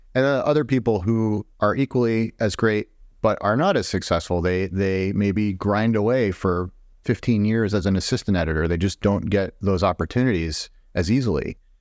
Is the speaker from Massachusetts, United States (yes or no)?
yes; Boston, Massachusetts, United States; moved away as an adult; also born or lived in Madison, Wisconsin; where I grew up in the Boston area